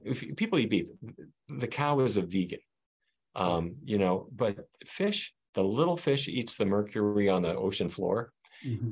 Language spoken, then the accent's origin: English; Fargo, North Dakota, United States; now in Washington, D.C., United States; the 1950s view that I grew up with in Fargo, North Dakota